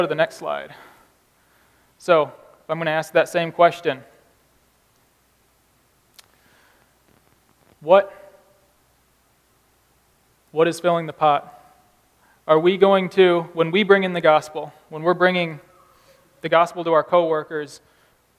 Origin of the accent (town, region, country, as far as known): United States